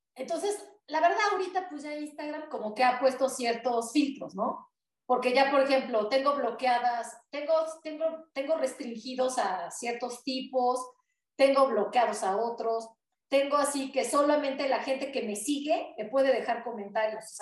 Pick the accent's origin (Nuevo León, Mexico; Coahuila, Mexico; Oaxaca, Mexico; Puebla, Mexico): Puebla, Mexico; soy de México